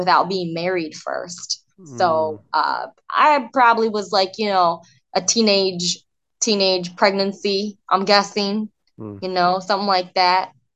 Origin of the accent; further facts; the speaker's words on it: Michigan, United States; also born or lived in South Korea; I grew up in Michigan and grew up in a very white, suburban, wholesome neighborhood.